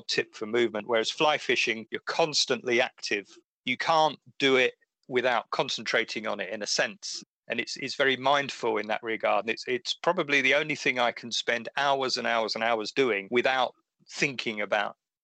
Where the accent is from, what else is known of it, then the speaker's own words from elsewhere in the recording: Essex, East of England, United Kingdom; where I grew up in Essex